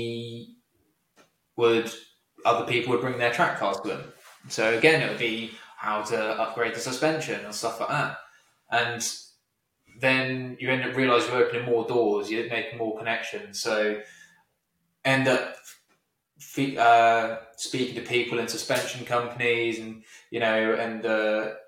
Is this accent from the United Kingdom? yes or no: yes; United Kingdom